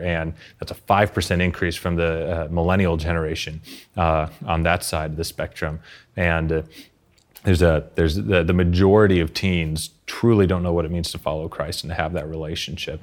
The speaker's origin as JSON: {"language": "English", "region": "Arkansas", "country": "United States", "tie": "born or raised there", "said": "in my hometown in Arkansas in the U S"}